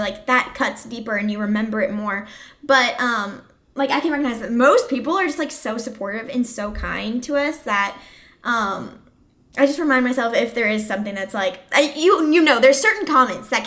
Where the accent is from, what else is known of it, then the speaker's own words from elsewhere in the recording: Quincy, Illinois, United States; I'm from Quincy, Illinois.